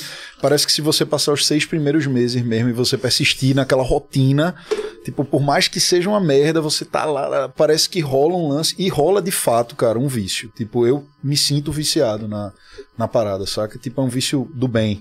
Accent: Recife, Pernambuco, Brazil; aqui em Recife, que é a minha terra, que é o lugar que eu sempre fui para shows

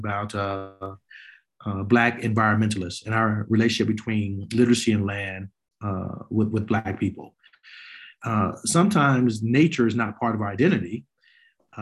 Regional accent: Chicago, Illinois, United States; a young Black boy growing up on the South Side of Chicago

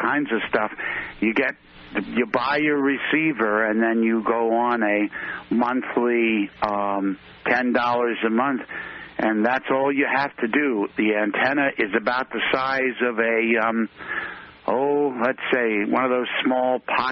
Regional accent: Cape May County, New Jersey, United States; also born or lived in Philadelphia, Pennsylvania / Maryland; they moved lock, stock, and me down to the deep south of New Jersey, down in called Cape May County.

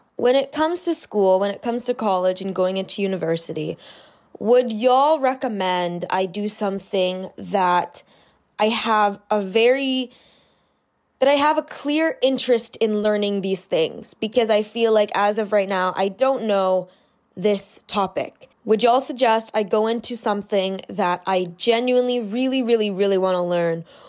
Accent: Canada; I live in Canada, I'm Canadian

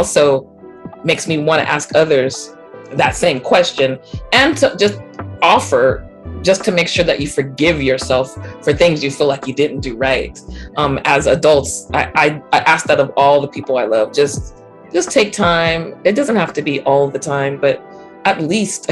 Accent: Central Valley, California, United States; I'm born and raised in California

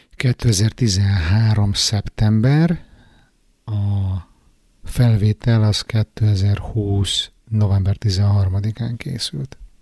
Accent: Budapest, Hungary; now in Stockholm, Sweden; otthon Pesten

